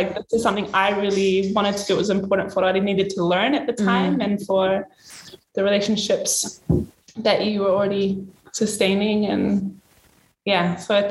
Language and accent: English; Vava'u, Tonga; I was born in Vava'u